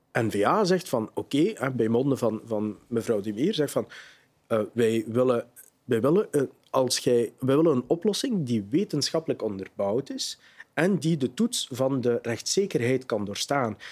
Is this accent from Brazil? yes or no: no; Limburg, Flanders, Belgium; bij ons in Limburg